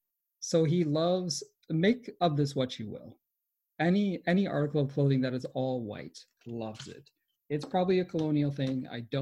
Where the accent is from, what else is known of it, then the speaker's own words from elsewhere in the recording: United States; as an American kid